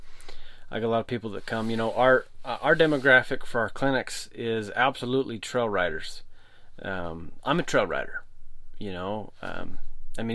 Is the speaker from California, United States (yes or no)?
no; Utah, United States; moved away; my home state of Utah